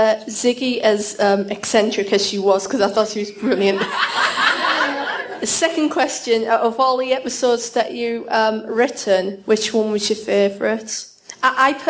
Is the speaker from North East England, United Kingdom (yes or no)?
yes; Stockton-on-Tees, North East England, United Kingdom; Northeast England. Yes, a little place called Stockton-on-Tees, where the railways were made.